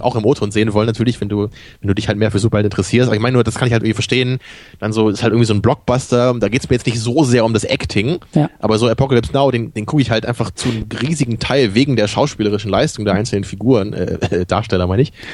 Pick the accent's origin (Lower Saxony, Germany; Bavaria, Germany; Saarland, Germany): Lower Saxony, Germany; Rotenburg; ich bin ja in, in Rotenburg-Wimme aufgewachsen